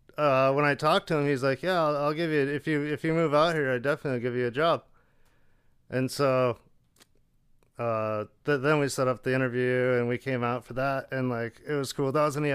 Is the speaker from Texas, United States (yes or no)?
no; Colorado, United States; Yeah, I grew up in Colorado building cars, and you know, my dad had a shop where we did automotive repair, restorations, powder coating, exhausts.